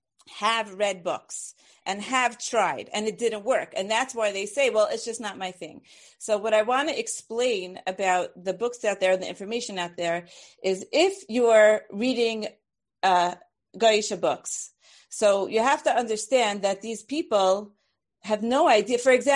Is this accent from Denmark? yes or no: no; Brooklyn, New York, United States; I'm from Brooklyn. It's okay.